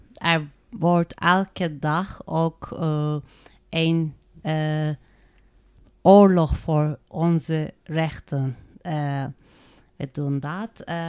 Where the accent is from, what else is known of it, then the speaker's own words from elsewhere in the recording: Turkey; Dutch is a second language; moved away as an adult; now in Netherlands; Ik kom uit Turkije